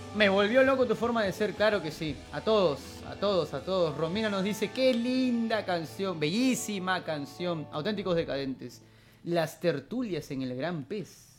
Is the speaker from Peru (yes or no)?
yes; Peru; nosotros como peruanos